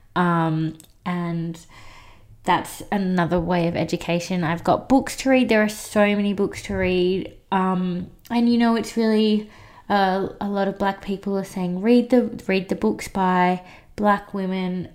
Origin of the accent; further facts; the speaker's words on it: Australia; I was adopted as a little baby by a white family. And I grew up in Australia